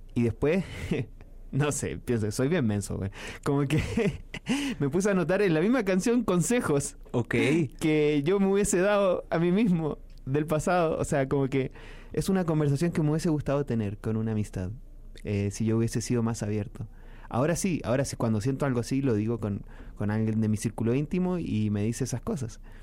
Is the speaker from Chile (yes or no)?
yes; Chile; mi país